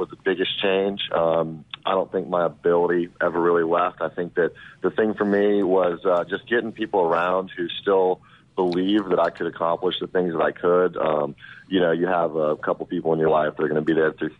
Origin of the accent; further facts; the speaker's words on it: Shreveport, Louisiana, United States; I grew up in Louisiana